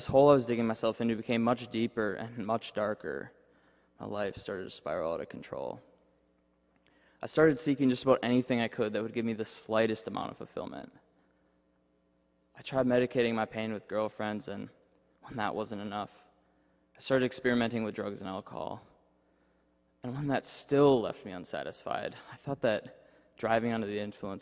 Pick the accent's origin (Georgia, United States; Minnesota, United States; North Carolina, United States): Minnesota, United States; moved away as an adult; now in Indiana, United States; my parents took me to a Catholic church back in my hometown in Minnesota